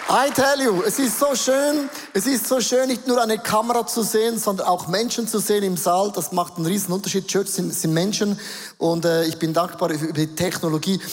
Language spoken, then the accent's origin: German; Switzerland; accent: Swiss German; first language Swiss German; Dann werden wir nächste Woche auf Schweizerdeutsch umstellen. Das ist meine Muttersprache